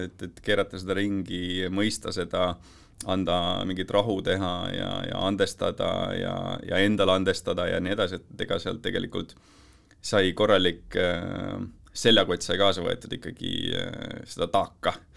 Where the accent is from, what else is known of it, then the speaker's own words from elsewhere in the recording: near Tartu, Tartu County, Estonia; elasime, elasime Tartu külje all